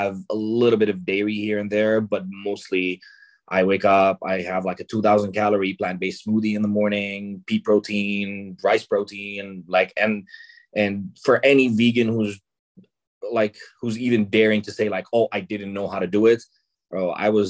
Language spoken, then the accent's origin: English; Lebanon; I'm Lebanese. I was born and raised in Lebanon